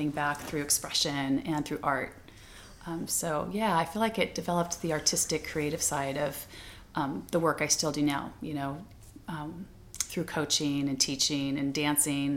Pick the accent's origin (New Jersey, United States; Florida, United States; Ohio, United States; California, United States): California, United States; Orange County; when I grew up in Orange County, which is not that far from here, and it was very Caucasian, it was the 60s, mid-60s